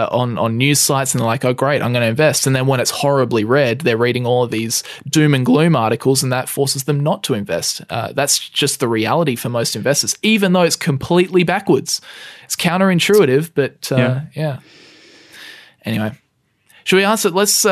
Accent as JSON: {"language": "English", "country": "Australia", "said": "We're both Australian."}